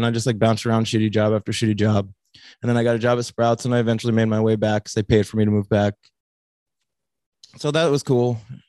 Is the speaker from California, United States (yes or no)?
no; Wilkes-Barre, Pennsylvania, United States; moved away as an adult; also born or lived in Denver, Colorado; No, I was born in Wilkes-Barre, Pennsylvania, like 2 hours north.